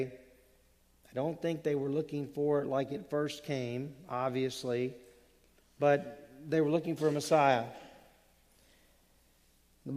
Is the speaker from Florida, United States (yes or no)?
no; Louisiana, United States; moved away; when I was growing up in Louisiana